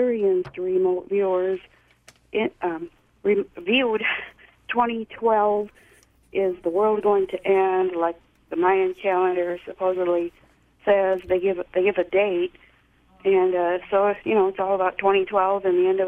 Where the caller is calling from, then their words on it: Illinois, United States; I'm calling from Illinois.